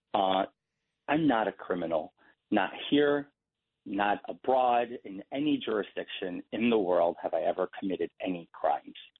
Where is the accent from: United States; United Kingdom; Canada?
United States; New York City, New York; I was born in Elmhurst Hospital in Queens uh, July 22nd, 1988